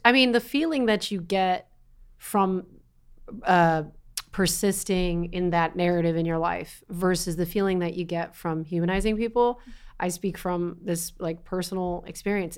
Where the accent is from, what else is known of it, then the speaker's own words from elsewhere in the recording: East Coast, United States; I am an Italian girl from the East Coast